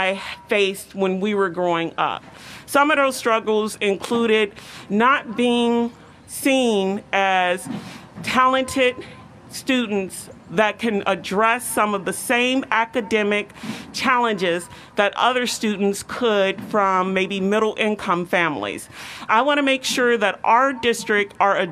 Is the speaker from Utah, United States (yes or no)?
no; Chicago, Illinois, United States; moved away as an adult; now in Iowa City, United States; I grew up in Chicago